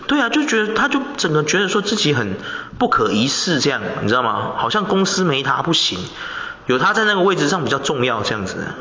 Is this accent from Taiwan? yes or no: yes; Taiwan; 我们华人，我们台湾人